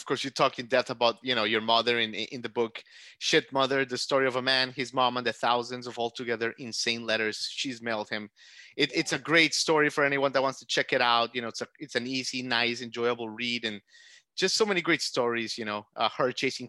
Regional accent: Aventura, Florida, United States; Miami Beach, where I'm from as well. I'm from Aventura.

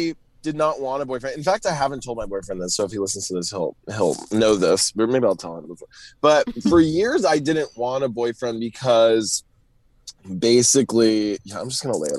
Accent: Southern US, United States; I grew up in the South, and I'm really having a big Southern homecoming right now.

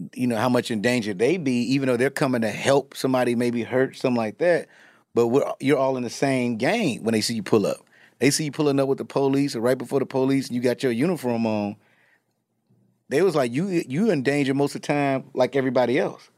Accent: Chicago, Illinois, United States; I'm from Chicago

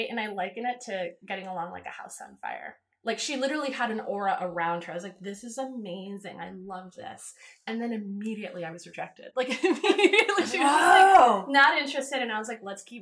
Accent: East Coast, United States; moved away; I'm from the East. You know, I went to school on the East Coast.

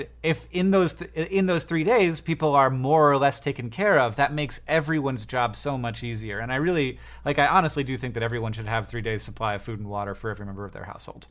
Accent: United States; I'm American

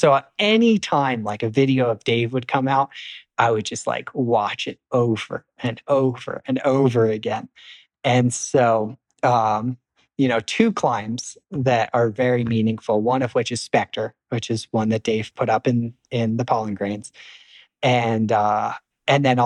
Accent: East Coast, United States; I was from the East Coast too

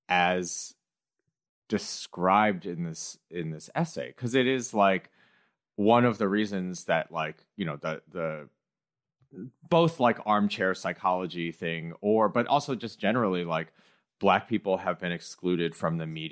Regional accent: Midwest, United States; I grew up in the Midwest and like engaged with a lot of this type of white culture.

